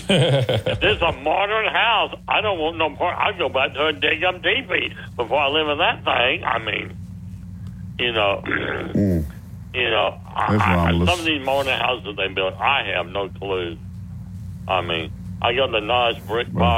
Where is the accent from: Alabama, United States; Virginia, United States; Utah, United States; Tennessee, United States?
Alabama, United States; Tuscaloosa; I grew up here in Tuscaloosa